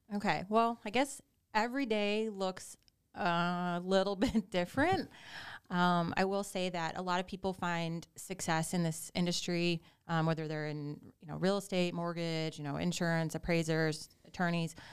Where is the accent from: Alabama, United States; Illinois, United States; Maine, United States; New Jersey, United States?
Illinois, United States; suburbs of Chicago; moved away as an adult; now in Naples, United States; I'm originally from Illinois. I grew up in the suburbs of Chicago